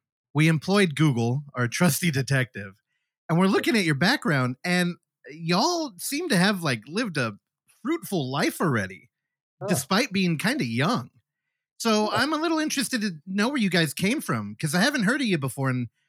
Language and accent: English; United States; I am an American who constantly will, I'll have different trends and I'll get into stuff.